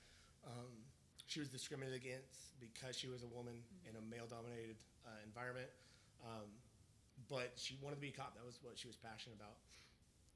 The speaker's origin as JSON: {"language": "English", "town": "Visalia", "region": "California", "country": "United States", "tie": "born or raised there", "moved": "yes", "lives_now": "Kansas City, United States", "said": "we're here in Kansas City, Missouri, but I'm from California, born and raised"}